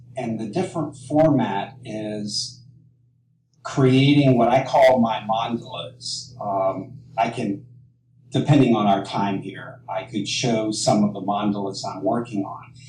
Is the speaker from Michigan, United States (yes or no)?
no; Cincinnati, Ohio, United States; where I grew up in Cincinnati, Ohio